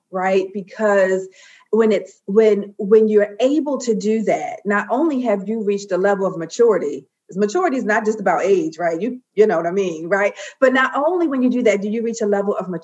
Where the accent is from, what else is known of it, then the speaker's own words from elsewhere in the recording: Baltimore, Maryland, United States; I'm from Baltimore, B-more.